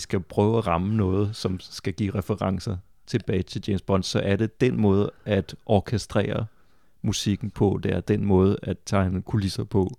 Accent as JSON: {"language": "Danish", "area": "Funen", "region": "Southern Denmark", "country": "Denmark", "said": "jeg er også selv fra Fyn og fra samme år som dig"}